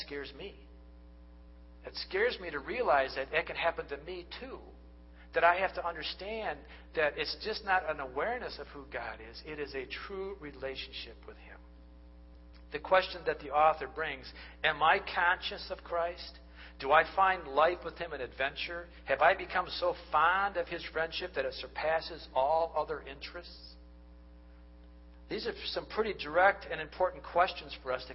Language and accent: English; United States; we are the American culture